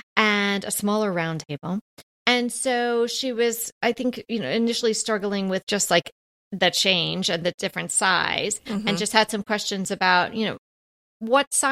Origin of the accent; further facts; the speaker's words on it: New York, United States; I'm from New York. I know what a real bagel is supposed to taste like